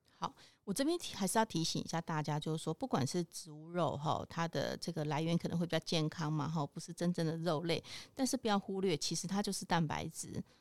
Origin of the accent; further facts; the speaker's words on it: Taiwan; 或者是我们台湾这边传统的素肉